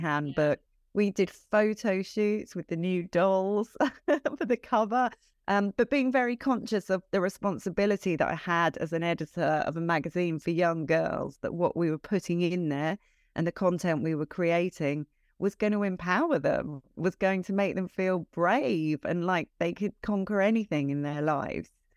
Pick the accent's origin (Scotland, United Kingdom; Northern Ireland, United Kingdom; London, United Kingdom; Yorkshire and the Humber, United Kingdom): London, United Kingdom; moved away as an adult; also born or lived in Brighton; I'm from London originally